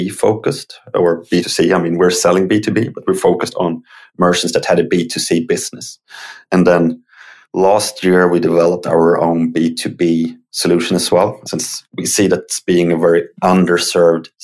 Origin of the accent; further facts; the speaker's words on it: Uppsala, Uppsala County, Sweden; I live in Sweden. I grew up in Uppsala